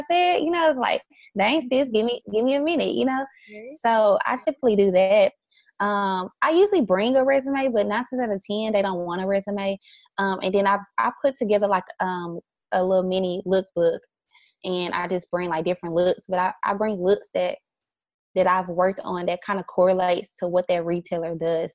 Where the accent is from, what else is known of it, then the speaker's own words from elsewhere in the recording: the South, United States; also born or lived in New York; now in Dallas, United States; I'm from the South